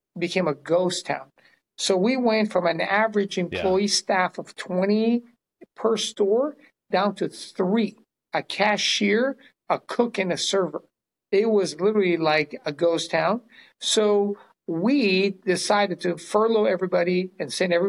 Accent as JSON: {"language": "English", "country": "Brazil", "moved": "yes", "lives_now": "California, United States", "said": "I am originally from Brazil, of all places. It's where my parents landed after World War II, opened one of the first Chinese restaurants in South America. And then we moved here in the early 70s."}